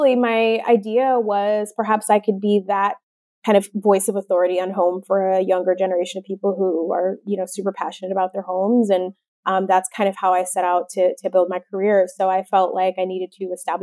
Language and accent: English; Detroit, Michigan, United States; I grew up in suburban Detroit